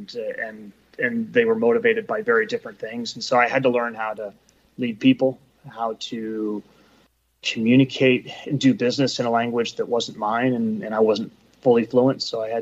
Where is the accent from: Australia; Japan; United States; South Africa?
United States; Bay Area, California; also born or lived in New Jersey / New York / London / Eastern Europe; Bay Area, born and raised